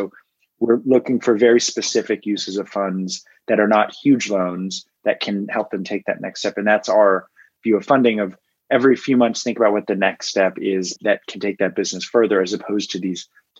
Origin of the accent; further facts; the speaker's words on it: Washington, District of Columbia, United States; I grew up in Washington, D.C.